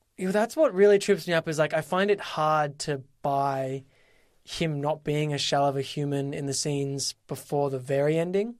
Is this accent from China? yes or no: no; Australia; I am Australian.